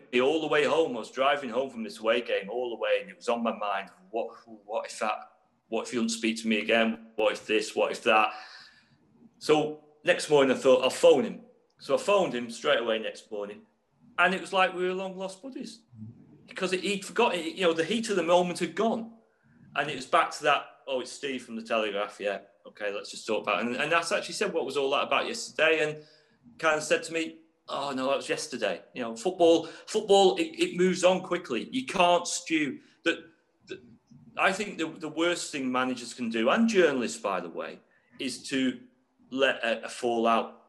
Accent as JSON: {"language": "English", "town": "Ormskirk", "region": "North West England", "country": "United Kingdom", "tie": "born or raised there", "moved": "yes", "lives_now": "Derby, United Kingdom", "said": "I was born just outside Liverpool in a place called Ormskirk."}